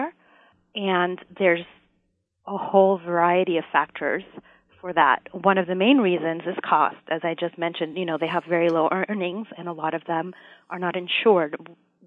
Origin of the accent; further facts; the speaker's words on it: Puerto Rico; now in United States; I am originally from Puerto Rico